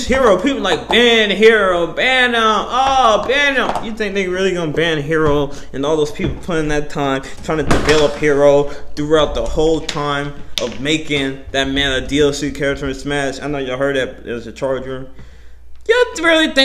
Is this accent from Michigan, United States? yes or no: no; Missouri, United States; my home state. Let's go. Yeah, Missouri